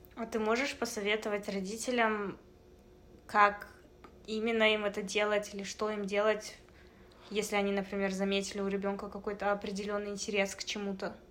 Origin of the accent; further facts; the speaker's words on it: Kazakhstan; now in Canada; Раз уж мы находимся в Канаде, uh-huh. э, страна, где билингвизм это что-то обычное, а еще мы из Казахстана